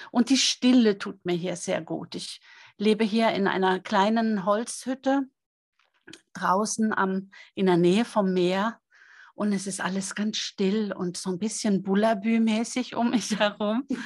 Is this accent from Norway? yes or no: yes; Norway; Es ist nicht nur meine Heimat, aus der ich stamme, sondern es ist ein Stück weit auch meine Seelenheimat